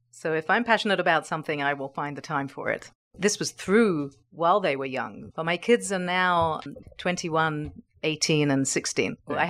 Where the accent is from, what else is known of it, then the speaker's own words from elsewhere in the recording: England, United Kingdom; now in Israel; So I am originally from England, which is why you and I struck up a very interesting conversation. And I've lived in Israel for most of my life.